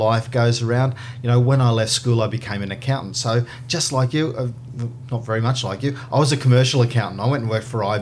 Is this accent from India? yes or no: no; Sydney, New South Wales, Australia; now in Brisbane, Australia; I was born down in Sutherland Shire in Sydney